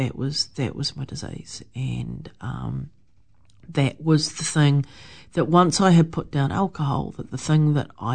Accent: Wellington, New Zealand; moved away as an adult; I came back to New Zealand and back to Wellington, my hometown.

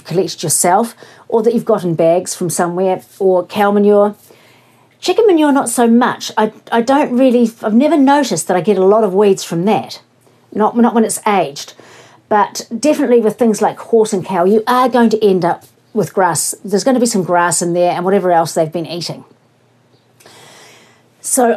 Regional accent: Invercargill, Southland, New Zealand; accent: Southland; moved away; I was born in Invercargill and I lived in Southland for 20 years and I still wish I lived there

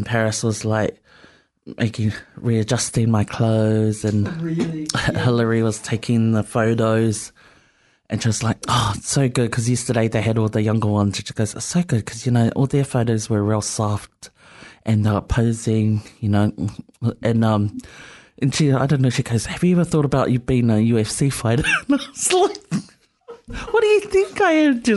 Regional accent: Wellington, New Zealand; first language Samoan; English is a second language; I'm from Strathmore.

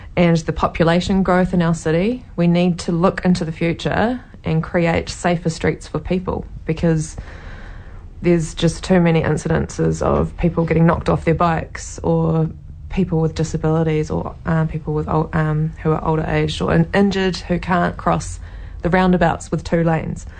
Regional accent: Taranaki, New Zealand; also born or lived in Waikato / Cambridge, New Zealand; now in Hamilton, New Zealand; I grew up in Taranaki in a small coastal town, and we moved up to the Waikato in 1998.

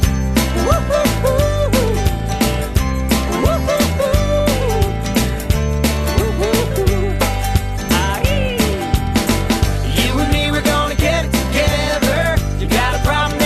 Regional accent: Nelson, New Zealand; here in my hometown of Nelson in New Zealand

